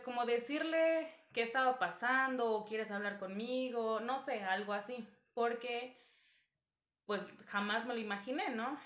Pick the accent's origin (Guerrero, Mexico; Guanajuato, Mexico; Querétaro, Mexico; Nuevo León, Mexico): Guerrero, Mexico; now in Mexico City, Mexico; no soy de Ciudad de México, entonces en fechas de vacaciones, festivo, me voy con mi familia a, Guerrero